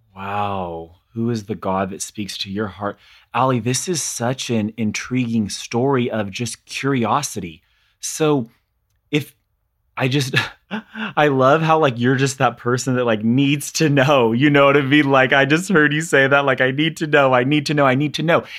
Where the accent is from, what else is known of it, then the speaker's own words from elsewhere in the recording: California, United States; growing up in California in a very small conservative town